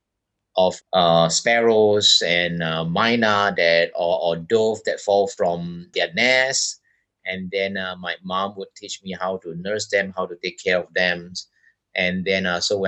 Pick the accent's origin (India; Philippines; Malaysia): Malaysia; Bukit Mertajam, Penang; moved away as an adult; also born or lived in Taiwan / Missoula, Montana, United States / Sabah, Borneo; now in Borneo, Malaysia; I was born in a small town called Bukit Mertajam in the state of Penang in West Malaysia.